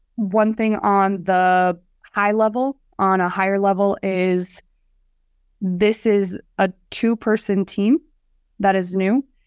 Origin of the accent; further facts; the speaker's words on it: Hartford, South Dakota, United States; I grew up right outside of Sioux Falls in Hartford, South Dakota.